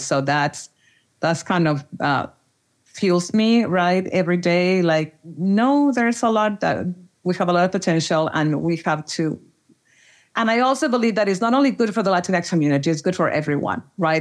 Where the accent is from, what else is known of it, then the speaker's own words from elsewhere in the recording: Monterrey, Nuevo León, Mexico; moved away as an adult; now in Austin, United States; I'm originally from Monterrey, Mexico